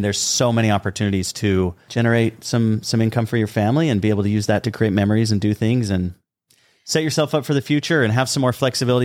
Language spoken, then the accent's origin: English; southern Utah, United States; We grew up on uh, both ends of the state, the southern end of Utah